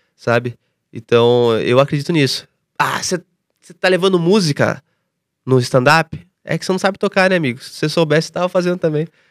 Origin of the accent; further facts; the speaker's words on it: Tatuí, São Paulo, Brazil; moved away; eu vim de Tatuí, interior de São Paulo